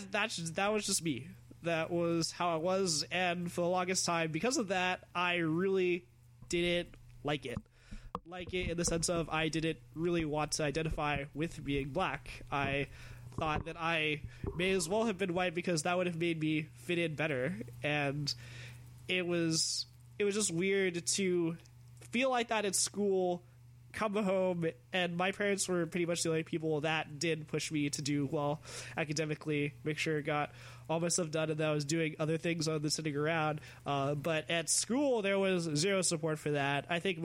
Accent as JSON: {"language": "English", "region": "California", "country": "United States", "tie": "born or raised there", "lives_now": "Arizona, United States", "said": "so my best friends when I was smaller are all white, and I moved from California to Arizona, and still always, literally always, the token black guy."}